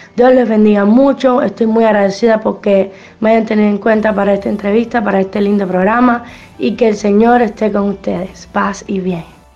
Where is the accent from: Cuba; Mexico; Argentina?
Cuba; yo soy de Cuba